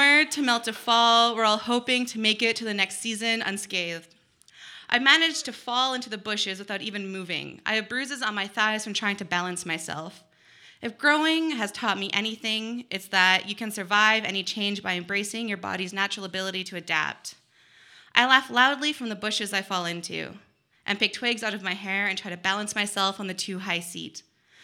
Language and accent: English; Dawson Creek, British Columbia, Canada; I grew up in Treaty 8 territory in Dawson Creek, BC